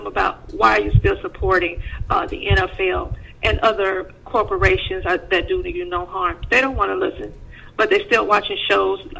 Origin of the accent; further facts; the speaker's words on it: Sarasota, Florida, United States; I'm from the Lakewood Ranch area in Sarasota, Florida